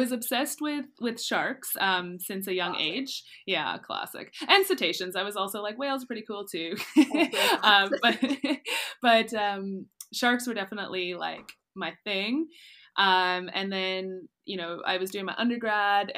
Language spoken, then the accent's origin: English; close to Ottawa, Ontario, Canada; moved away as an adult; also born or lived in Nova Scotia; now in Mozambique; I actually grew up close to Ottawa, which is very landlocked, but I grew up on a river